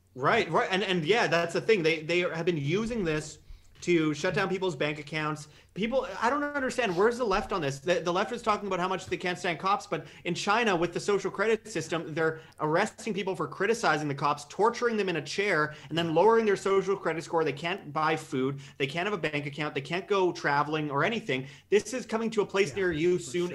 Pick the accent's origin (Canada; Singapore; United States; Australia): Canada; moved away; I'm, I'm Canadian